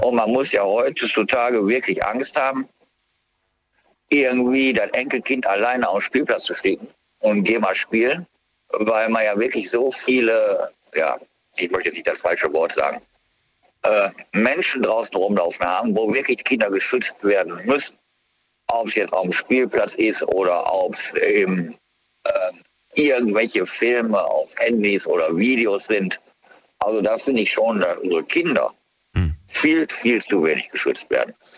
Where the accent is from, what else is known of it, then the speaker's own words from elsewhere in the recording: Germany; bei uns in Deutschland